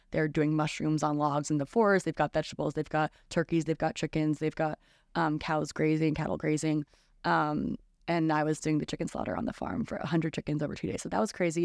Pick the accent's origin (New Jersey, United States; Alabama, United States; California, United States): New Jersey, United States; now in New York City, United States; I'm from New Jersey